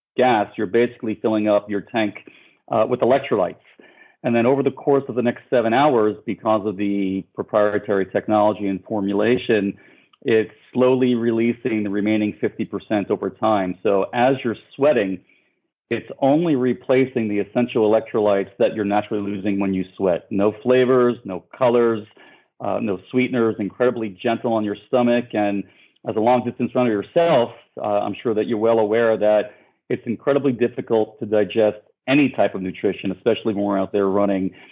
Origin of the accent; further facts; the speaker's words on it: New York City, New York, United States; moved away as an adult; now in Miami, United States; I'm born and raised in New York, and I'm part of that New York City running community